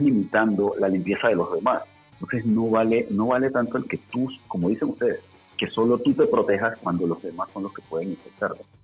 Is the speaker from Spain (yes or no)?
no; Panama; en nuestro país, en Panamá